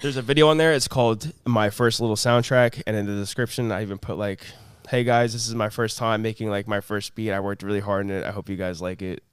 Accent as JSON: {"language": "English", "area": "Long Island", "region": "New York", "country": "United States", "tie": "born or raised there", "also_born_or_lived": "Plainview, New York", "said": "born and raised in Long Island, moved around Long Island my whole life"}